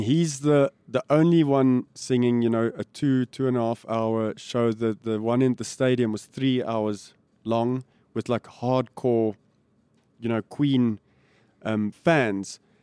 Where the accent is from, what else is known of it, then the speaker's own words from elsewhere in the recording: Pretoria, Gauteng, South Africa; And it was a cool place to grow up.